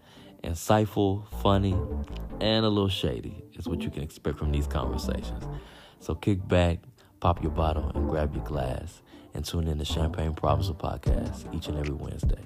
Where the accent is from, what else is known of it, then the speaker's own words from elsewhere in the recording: Midwest, United States; And I was born and raised in the Midwest.